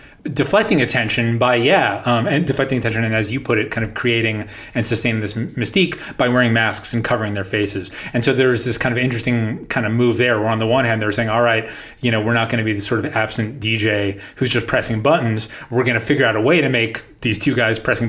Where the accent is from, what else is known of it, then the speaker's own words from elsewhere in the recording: New York, United States; I grew up in New York and you would turn on 92.3